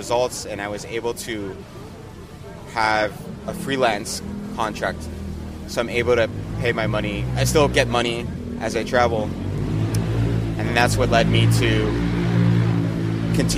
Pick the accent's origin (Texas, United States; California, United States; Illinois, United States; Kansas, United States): California, United States; San Francisco; moved away as an adult; I'm from San Francisco. My family's from Mexico, so I'm first generation Mexican. I was raised in the Bay Area